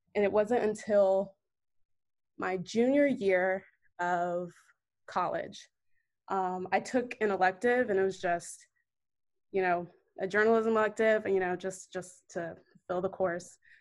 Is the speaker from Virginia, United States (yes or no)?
yes; Northern Virginia, United States; moved away as an adult; also born or lived in New York; now in Atlanta, United States; I'm originally from Northern Virginia